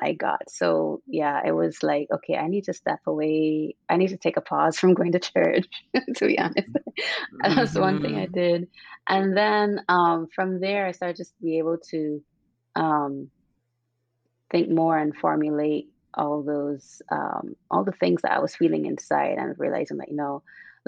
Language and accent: English; Barbados; also born or lived in Cuba / London / Hungary; now in Redwood City, United States; growing up in Barbados and growing up in the church